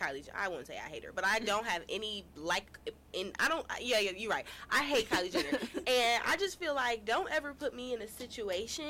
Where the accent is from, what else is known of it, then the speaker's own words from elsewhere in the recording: Cleveland, Ohio, United States; I'm from Cleveland